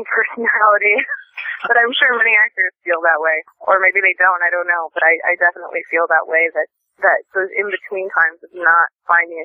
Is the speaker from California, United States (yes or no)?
no; Mason City, Iowa, United States; moved away as an adult; now in Los Angeles, United States; The town that I'm originally born and raised in is Mason City, Iowa